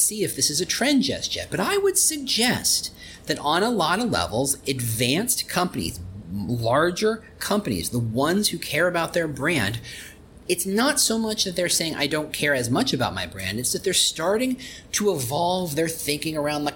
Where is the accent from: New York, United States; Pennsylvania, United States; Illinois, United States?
Illinois, United States; Chicago; I'm from Chicago